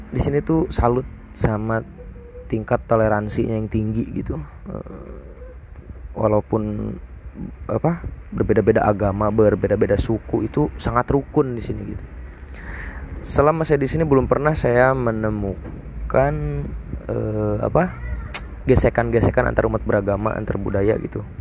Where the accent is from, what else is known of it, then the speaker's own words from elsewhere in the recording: Nagrak, West Java, Indonesia; saya dulu sekolah itu di SDN 2 Nagrak